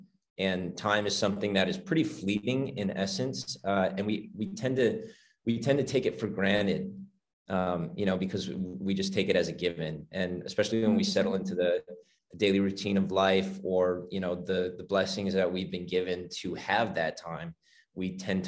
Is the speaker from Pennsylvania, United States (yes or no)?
no; Chicago, Illinois, United States; now in Los Angeles, United States; so I grew up in Chicago